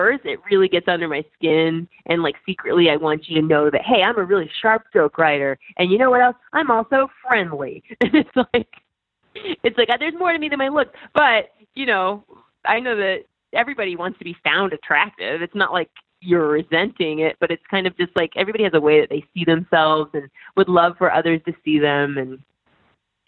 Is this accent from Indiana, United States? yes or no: yes; Indiana, United States; moved away; also born or lived in New York; I'm from Indiana and, you know, Hoosiers was really big for us then